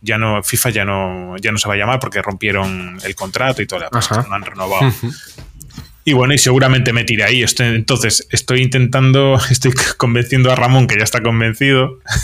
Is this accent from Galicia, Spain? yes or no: yes; Vigo, Galicia, Spain; now in Astigarraga, Spain; yo soy del Celta eh, de Vigo toda la vida